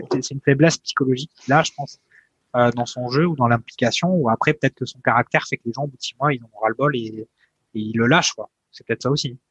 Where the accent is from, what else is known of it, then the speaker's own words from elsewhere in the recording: France; on est français